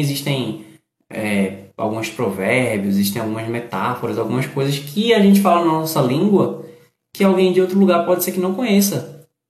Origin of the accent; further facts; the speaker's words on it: Recife, Pernambuco, Brazil; eu sou do Recife